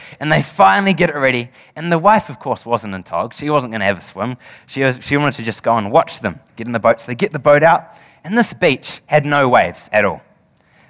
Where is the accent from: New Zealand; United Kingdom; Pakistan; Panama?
New Zealand; as any Kiwi would